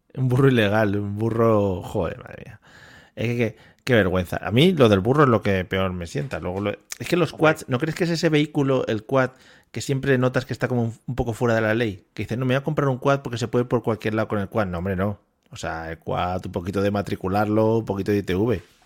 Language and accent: Spanish; Spain; nuestro país